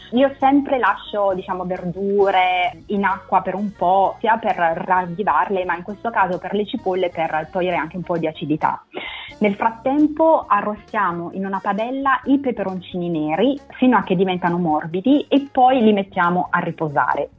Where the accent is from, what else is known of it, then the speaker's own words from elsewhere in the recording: Naples, Campania, Italy; now in Newcastle, United Kingdom; sono napoletana